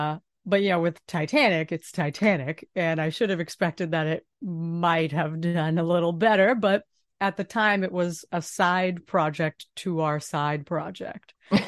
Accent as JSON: {"language": "English", "town": "Boston", "region": "Massachusetts", "country": "United States", "said": "I'm from Boston."}